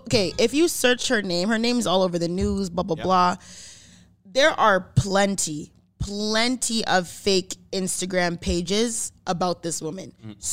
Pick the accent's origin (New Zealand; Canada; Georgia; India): Canada; Brampton, Ontario; also born or lived in Caledon, Ontario; Because I am from Brampton.